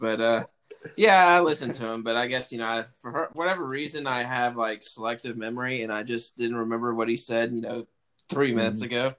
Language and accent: English; the South, United States; accent: southern; I'm just going to say it with my normal southern accent.